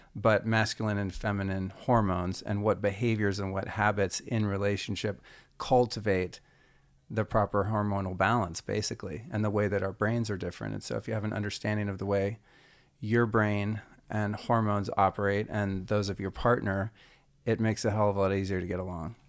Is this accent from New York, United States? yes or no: no; Northern California, United States; also born or lived in Idaho; I'm from Northern California in the '70s, so like I grew up two counties south of Humboldt County